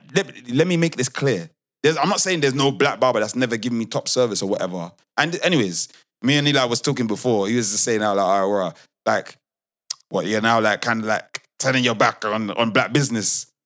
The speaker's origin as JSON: {"language": "English", "country": "United Kingdom", "said": "but I'm British."}